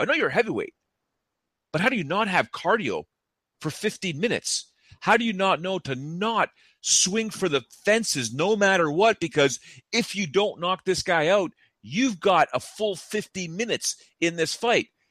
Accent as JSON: {"language": "English", "area": "just north of Toronto", "region": "Ontario", "country": "Canada", "said": "I'm from just, uh, from just north of Toronto"}